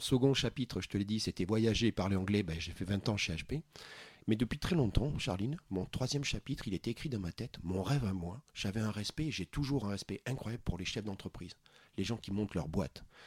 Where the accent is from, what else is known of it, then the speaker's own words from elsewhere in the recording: Bergerac, Nouvelle-Aquitaine, France; j'ai grandi à Bergerac